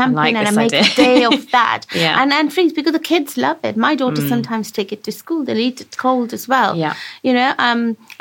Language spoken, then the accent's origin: English; India; now in West Country, United Kingdom; I grew up in India